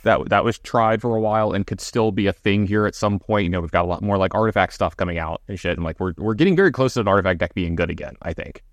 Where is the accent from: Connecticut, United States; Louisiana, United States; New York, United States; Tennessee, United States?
Louisiana, United States; Baton Rouge; my alma mater and, you know, my hometown team